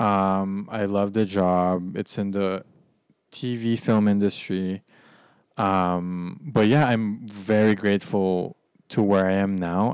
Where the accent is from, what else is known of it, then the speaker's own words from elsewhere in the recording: Philippines; also born or lived in United States; now in New York City, United States; being back in my home country, the Philippines, and reconnecting with my maternal family